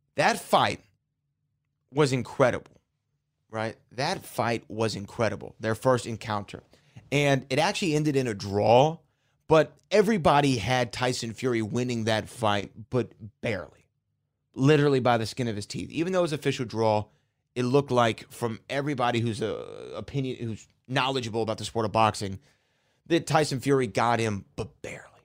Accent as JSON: {"language": "English", "region": "the South", "country": "United States", "said": "I am from the South. I might say things differently"}